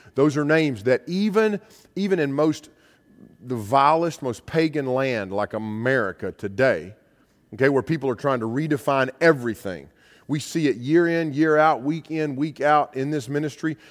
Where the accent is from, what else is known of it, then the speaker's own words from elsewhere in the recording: United States; I'm an American